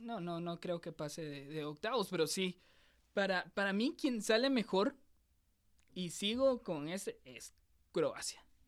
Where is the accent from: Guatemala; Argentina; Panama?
Guatemala; nosotros somos de Guatemala, lo estamos grabando en Guatemala.